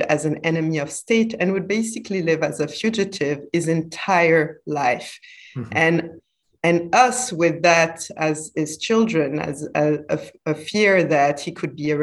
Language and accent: English; Côte d’Ivoire; now in Indonesia; growing up in Ivory Coast, I felt like I grew up in paradise